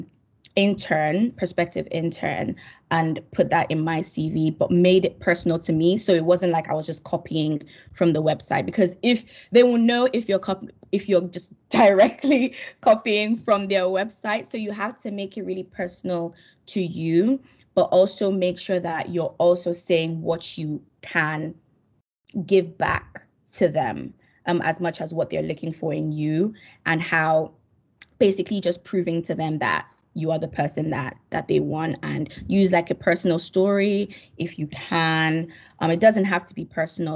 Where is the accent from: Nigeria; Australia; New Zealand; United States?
Nigeria; I'm Nigerian